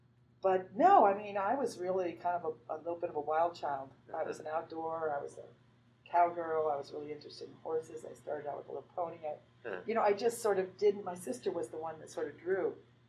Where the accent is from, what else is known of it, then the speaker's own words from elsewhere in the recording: Madrid, Community of Madrid, Spain; also born or lived in Zaragoza; I grew up in Spain. My dad was in the Air Force schools there, so I grew up in Spain, in Madrid and in Zaragoza, Spain.